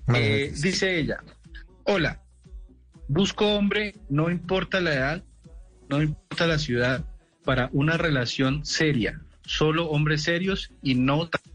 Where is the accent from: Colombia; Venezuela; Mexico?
Colombia; los que nos criamos, por ejemplo, en ciudades intermedias